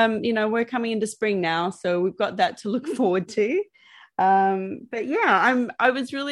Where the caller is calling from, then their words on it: Melbourne, Victoria, Australia; I'm calling from Melbourne, Australia.